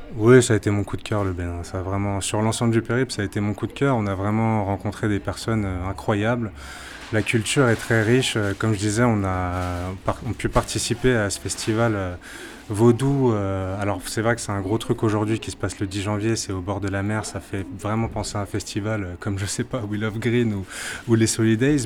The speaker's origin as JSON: {"language": "French", "country": "Martinique", "said": "Je suis de la Martinique"}